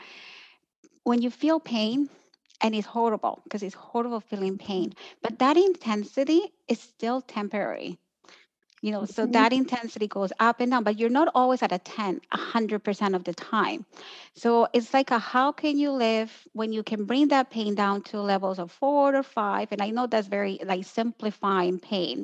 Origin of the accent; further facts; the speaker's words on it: Colombia; moved away; I grew up in Colombia, so technically I lived in a pretty anti-inflammatory environment.